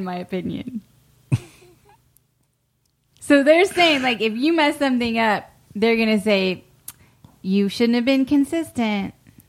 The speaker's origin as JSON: {"language": "English", "region": "West Virginia", "country": "United States", "moved": "yes", "said": "I'm from originally from West Virginia, like Appalachian."}